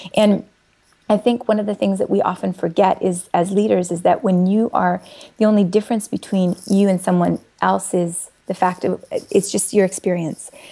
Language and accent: English; Saskatchewan, Canada; moved away; I'm originally from Saskatchewan